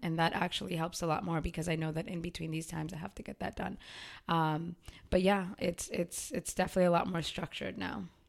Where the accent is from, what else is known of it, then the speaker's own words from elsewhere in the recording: Waltham, Massachusetts, United States; I was born and raised in Waltham, too